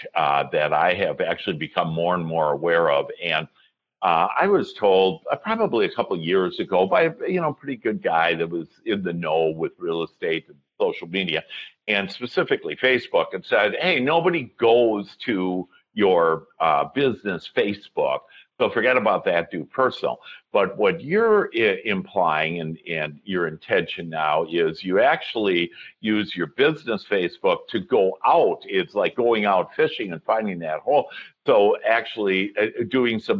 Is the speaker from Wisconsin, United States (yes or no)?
yes; Wisconsin, United States; now in Dallas, United States; I was from Wisconsin. And in Wisconsin right now in January, we would be, my dad would drag me out ice fishing on a lake